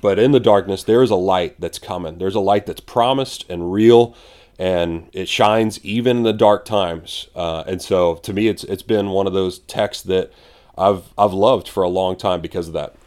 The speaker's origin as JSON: {"language": "English", "town": "San Antonio", "region": "Texas", "country": "United States", "said": "we're from San Antonio"}